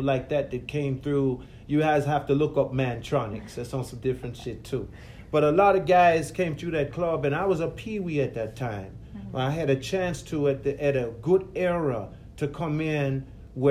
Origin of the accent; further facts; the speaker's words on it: Jamaica; moved away; also born or lived in London, United Kingdom / New York, United States; I grew up in Jamaica, guys. I am Jamaican.